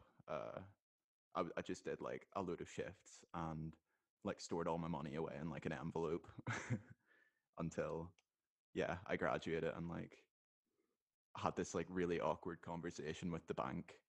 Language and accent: English; Northern Ireland, United Kingdom; I'm 23. I'm from Northern Ireland